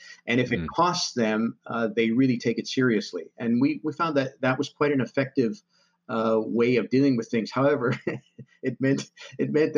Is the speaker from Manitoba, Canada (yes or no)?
yes; Winnipeg, Manitoba, Canada; also born or lived in Vancouver / United States; I was born in Vancouver. I lived a lot of my life growing up in Winnipeg because my father worked in Winnipeg